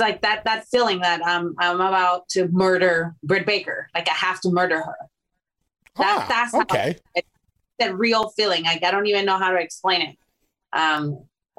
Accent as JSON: {"language": "English", "country": "Mexico", "second_language": "English", "moved": "yes", "lives_now": "United States", "said": "I was from Mexico"}